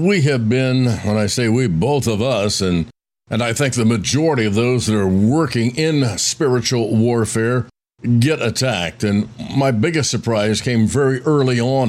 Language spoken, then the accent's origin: English; Roanoke, Indiana, United States; growing up in Roanoke, Indiana